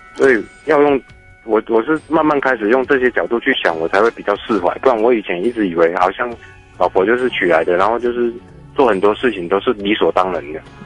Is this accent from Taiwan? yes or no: yes; Taiwan; 而我们台湾人就不一样啊